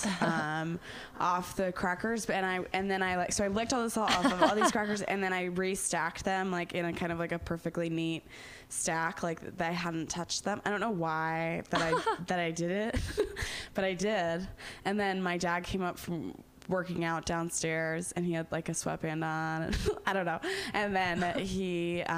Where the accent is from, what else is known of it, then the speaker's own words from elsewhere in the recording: Connecticut, United States; moved away as an adult; now in Chicago, United States; I grew up in Connecticut